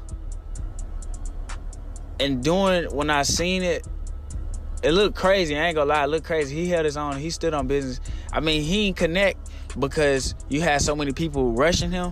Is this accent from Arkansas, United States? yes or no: yes; Little Rock, Arkansas, United States; I'm from Southwest Little Rock